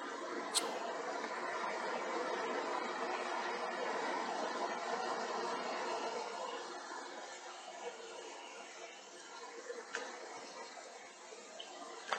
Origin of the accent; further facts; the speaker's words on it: Decatur, Illinois, United States; moved away as an adult; now in Mississippi, United States; I grew up a couple hours south of Chicago, Illinois. But I've been down here. I left Illinois when I was 21